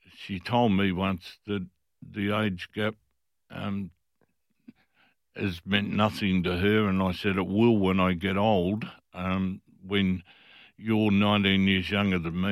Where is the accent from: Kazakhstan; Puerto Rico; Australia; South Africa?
Australia; Fremantle, Western Australia; I was from Fremantle. Fremantle